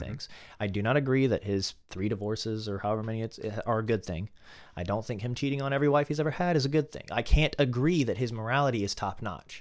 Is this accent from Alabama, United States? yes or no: yes; Alabama, United States; growing up in Alabama, very conservative environment